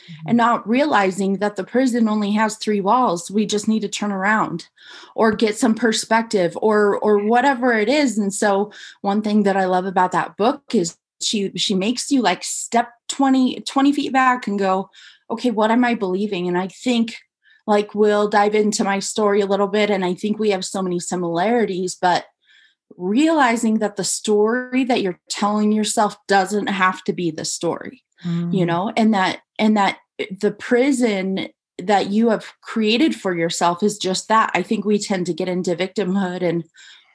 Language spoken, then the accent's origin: English; a little town outside of Boise, Idaho, United States; now in Jackson, United States; I am from a little town outside of Boise, Idaho